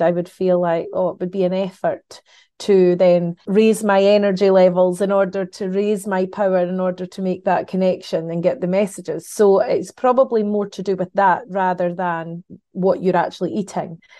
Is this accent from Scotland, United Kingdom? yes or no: yes; Scotland, United Kingdom; as a Scottish, um, person